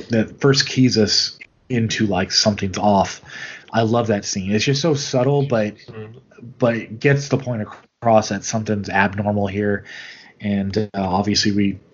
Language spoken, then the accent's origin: English; United States; as an American